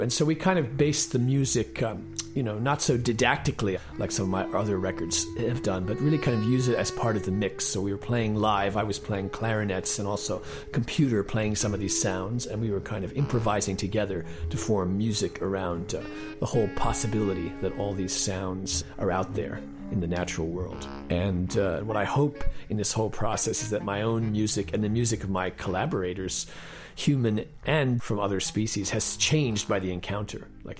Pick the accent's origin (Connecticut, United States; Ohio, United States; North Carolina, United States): Connecticut, United States; Well, I grew up in Connecticut, kind of in the suburban countryside, and I was always going outside behind my house into the meadow and by the river and listening to sounds.